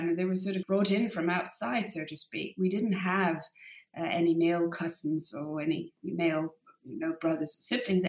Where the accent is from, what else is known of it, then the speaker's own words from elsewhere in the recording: Denmark; I grew up in this very mixed family with my dad being from Egypt and my mum obviously from Denmark